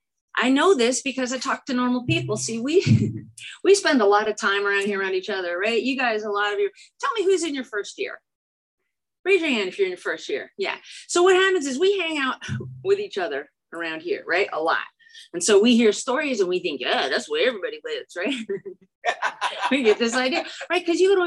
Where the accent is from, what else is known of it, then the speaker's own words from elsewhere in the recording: Chicago, Illinois, United States; now in California, United States; I am also from Chicago. I am from Chicago. I used to talk like I was from Chicago. And then I moved to California and they all made fun of me.